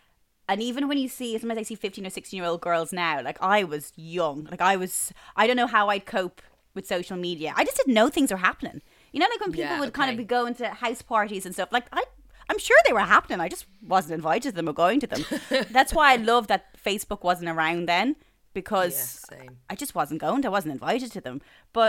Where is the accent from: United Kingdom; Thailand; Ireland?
Ireland; Bray, Leinster; I grew up in Bray and there was two clothes shops in Bray.